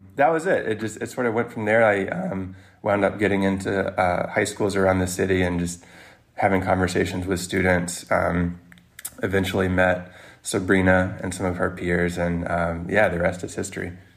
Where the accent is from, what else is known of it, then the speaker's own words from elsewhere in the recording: Mississippi, United States; now in New York City, United States; I'm not even from New York, I'm from Mississippi